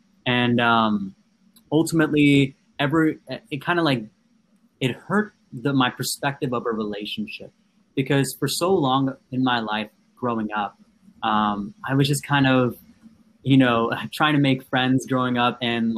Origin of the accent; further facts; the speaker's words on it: Andhra Pradesh, India; first language Telugu; English is a second language; we always spoke Telugu because I'm from the Andhra Pradesh area, so South India.